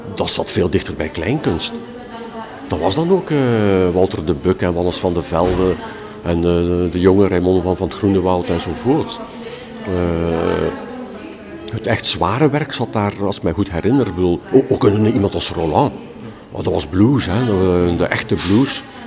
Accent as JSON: {"language": "Dutch", "town": "Ghent", "region": "Flanders", "country": "Belgium", "said": "ben ik dan een typische Gentenaar."}